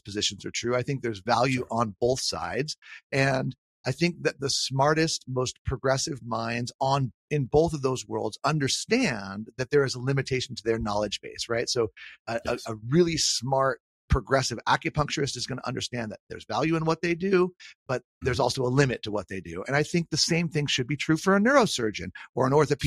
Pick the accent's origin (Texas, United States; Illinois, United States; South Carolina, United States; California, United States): California, United States; Southern; growing up in Southern California